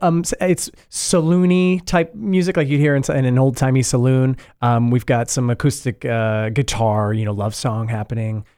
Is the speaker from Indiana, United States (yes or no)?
yes; Indiana, United States; moved away as an adult; I'm originally from Indiana, and I just moved here, like, five years ago.